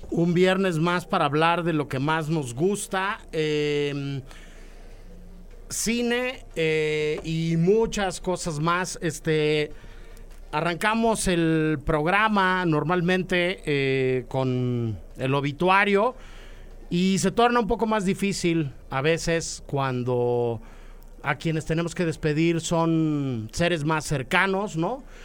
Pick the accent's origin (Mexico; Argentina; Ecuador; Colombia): Mexico; como mexicanos